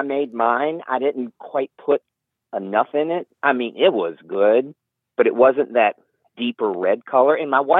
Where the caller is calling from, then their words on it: Huddleston, Virginia, United States; I'm calling from Huddleston, Virginia.